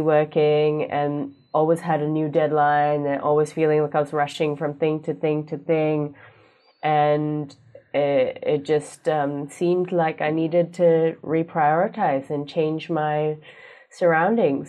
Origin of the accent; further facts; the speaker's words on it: Singapore; moved away as an adult; now in Hawea, New Zealand; I am Singaporean